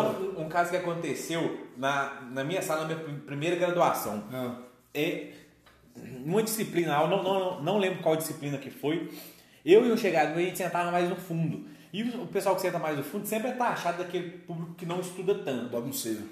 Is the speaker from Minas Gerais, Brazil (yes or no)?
yes; Belo Horizonte, Minas Gerais, Brazil; a gente é, é daqui de, de Minas, de, de BH